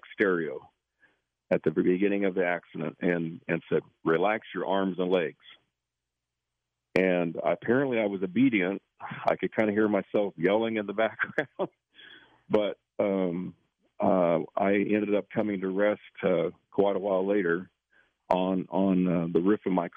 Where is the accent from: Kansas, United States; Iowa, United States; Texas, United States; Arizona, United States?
Kansas, United States; Northwest; moved away; I grew up in Northwest Kansas